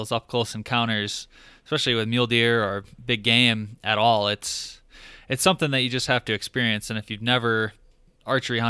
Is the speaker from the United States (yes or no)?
yes; Michigan, United States; moved away; I grew up in Michigan